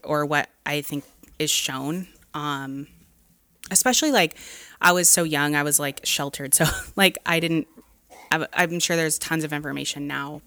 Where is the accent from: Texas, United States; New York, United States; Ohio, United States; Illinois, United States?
Texas, United States; Dallas; now in Los Angeles, United States; I'm from Dallas